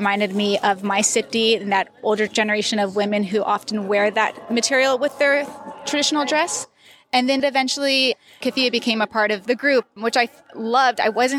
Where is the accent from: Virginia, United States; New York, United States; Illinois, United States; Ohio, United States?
Ohio, United States; moved away as an adult; now in Palestine; I'm actually a Palestinian American. I grew up in Ohio. And it's funny because growing up in the States, I always felt that I was too Palestinian. And it wasn't until I moved into the Middle East that I realized I'm a lot more American than I thought.